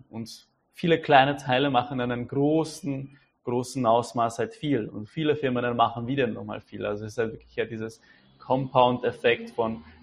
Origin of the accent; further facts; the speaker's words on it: Czechia; Da fällt mir auch noch ein, wir haben in Tschechien, weil ich bin ja aus Tschechien, ein äh, tolles Sprichwort.